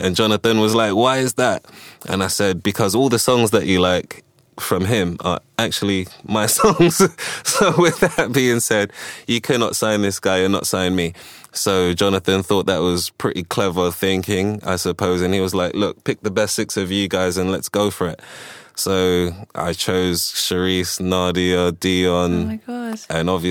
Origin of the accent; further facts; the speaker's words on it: London, United Kingdom; also born or lived in Ghana / Washington, D.C., United States / Kensington, London; we moved to the UK in 1984. I was about 6 years old. I started going to different schools